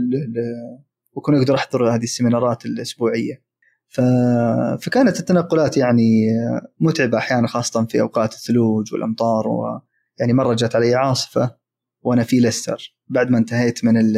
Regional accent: Saudi Arabia; also born or lived in Manchester, United Kingdom; في التعليم عندنا في السعوديه

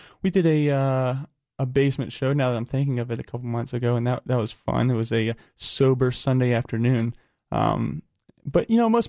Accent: Raleigh, North Carolina, United States; Well, we're from Raleigh

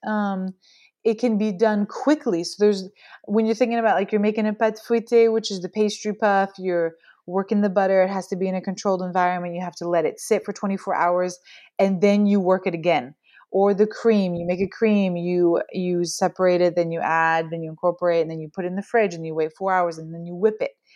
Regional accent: Pacific Northwest, United States; born or raised there; moved away as an adult; now in France

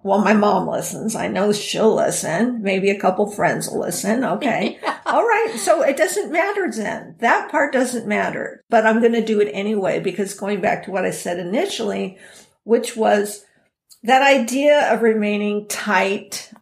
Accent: San Diego, California, United States; I born and raised in San Diego, had a wonderful growing up time

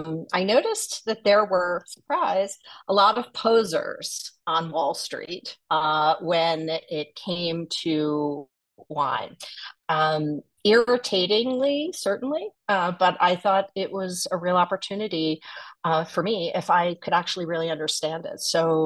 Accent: New Jersey, United States; also born or lived in New York / London / Tokyo; I'm originally from New Jersey, home of the Sopranos, and a lot of bad New Jersey Turnpike jokes.

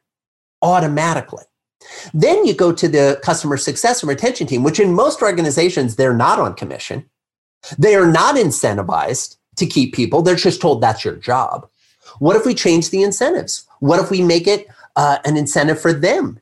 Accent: Midwest, United States; I grew up in the Midwest

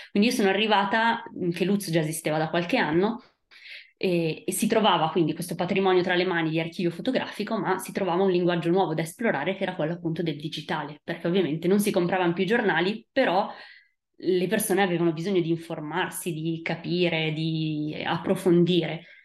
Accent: Italy; moved away; Eh, quindi per quel motivo io sono scappata dall'Italia e sono andata eh, in Francia, a Parigi, dove eh, ho appunto studiato storia della fotografia.

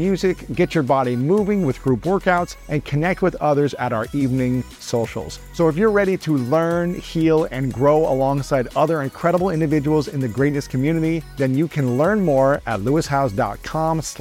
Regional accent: Columbus, Ohio, United States; my hometown of Columbus, Ohio

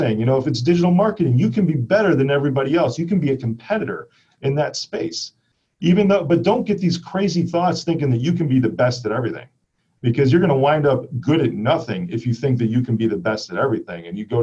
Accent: Chicago, Illinois, United States; I'm from Chicago

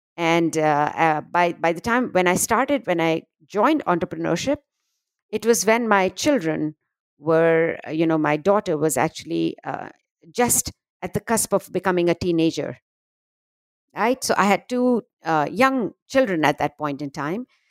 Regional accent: India; moved away as an adult; now in United States; I grew up in a, a conservative, uh, what we call in India a very middle-class family

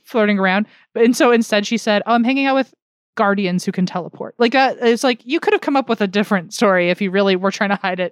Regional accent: United States; I'm American through and through here

